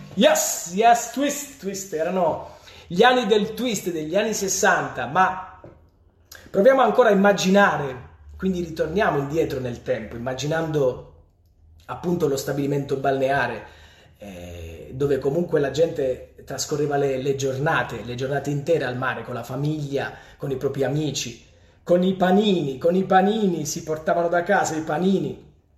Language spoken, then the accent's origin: Italian; Polignano a Mare, Apulia, Italy; Polignano, quindi il mio paese